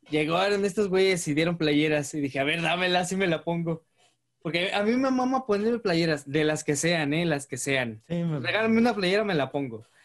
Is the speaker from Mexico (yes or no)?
yes; San Luis Potosí, Mexico; Ahí le va una botella de, de este ron potosí, porque somos potosinos, ándele.